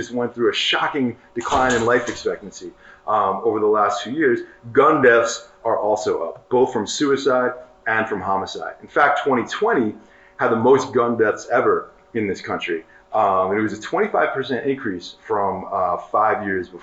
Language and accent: English; New York City, New York, United States; I grew up in New York City